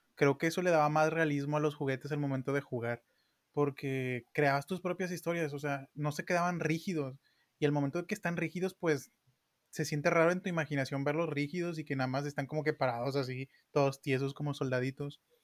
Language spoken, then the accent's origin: Spanish; Monterrey, Nuevo León, Mexico; como buenos regios